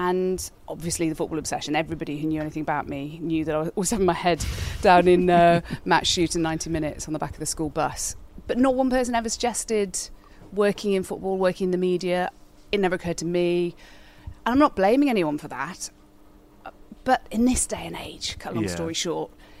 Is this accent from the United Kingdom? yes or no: yes; Codsall, West Midlands, United Kingdom; also born or lived in Wolverhampton; So I grew up in Codsall, born in Wolves, grew up in Codsall all my life